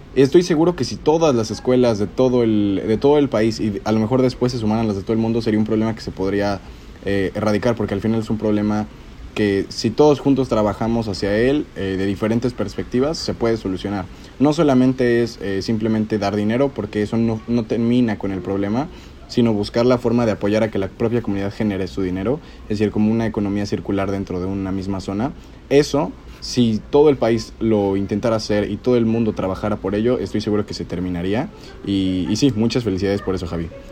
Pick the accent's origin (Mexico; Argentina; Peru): Mexico; State of Mexico; yo soy del Estado de México